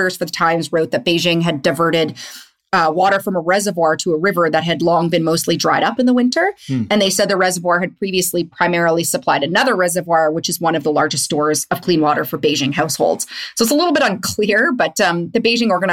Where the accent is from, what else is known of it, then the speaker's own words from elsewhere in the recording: Winnipeg, Manitoba, Canada; I'm also from Winnipeg.